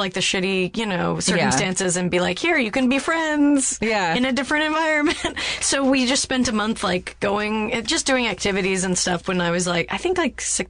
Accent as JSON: {"language": "English", "town": "Salt Lake City", "region": "Utah", "country": "United States", "tie": "born or raised there", "also_born_or_lived": "Palm Springs, California / Sacramento, California", "said": "I grew up in Salt Lake City."}